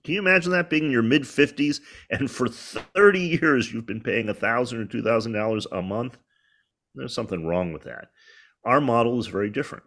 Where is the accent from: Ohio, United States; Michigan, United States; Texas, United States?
Michigan, United States; Detroit; moved away; I grew up in Detroit